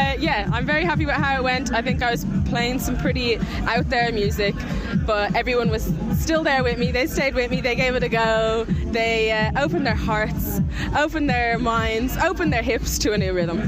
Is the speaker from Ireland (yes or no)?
yes; Ireland; Like we're all Irish, we're all very proud to be Irish, we all grew up here.